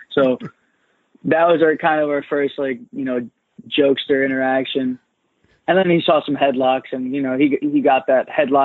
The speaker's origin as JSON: {"language": "English", "town": "New York City", "region": "New York", "country": "United States", "tie": "born or raised there", "said": "I grew up in Coney Island in Brooklyn, and my dad's always, I mean, I still live there now"}